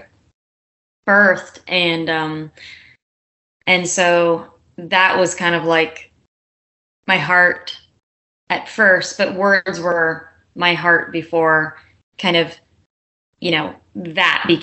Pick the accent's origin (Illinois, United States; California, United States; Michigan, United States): California, United States; an hour east of Los Angeles; moved away as an adult; now in Nashville, United States; I was born about an hour east of L.A. and college, my early college years is when I moved to the big city of L.A.